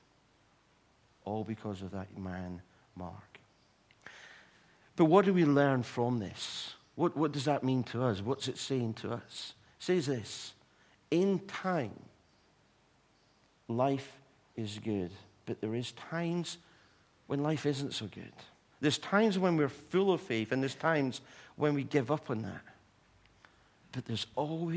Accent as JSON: {"language": "English", "town": "Livingston", "region": "Scotland", "country": "United Kingdom", "tie": "born or raised there", "moved": "as an adult", "lives_now": "England", "said": "I was going back to my hometown, Livingston, and I put a message out on Facebook to say, I'm back home."}